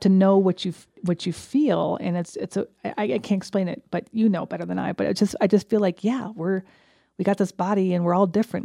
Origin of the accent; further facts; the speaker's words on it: New York, United States; moved away as an adult; now in Fort Collins, United States; the house I grew up in back in New York